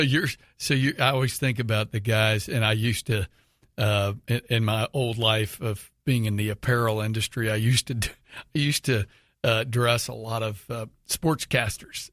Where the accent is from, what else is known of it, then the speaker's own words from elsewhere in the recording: Houston, Texas, United States; living in Houston